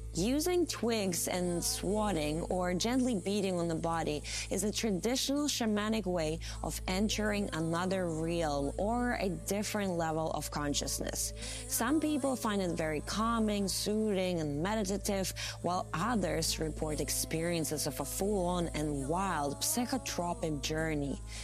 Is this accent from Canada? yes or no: no; Latvia; my home country, Latvia